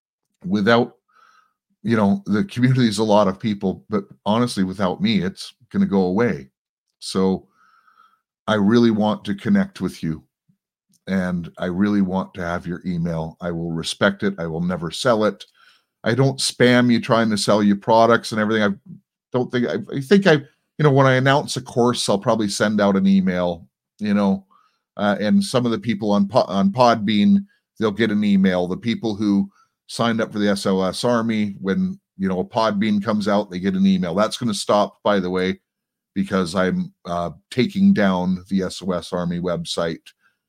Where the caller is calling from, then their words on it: Toronto, Ontario, Canada; First of all, I'm broadcasting from Toronto, Canada.